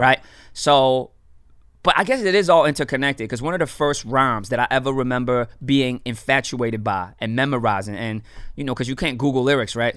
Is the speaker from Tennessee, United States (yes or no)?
no; Miami, Florida, United States; born and raised in Miami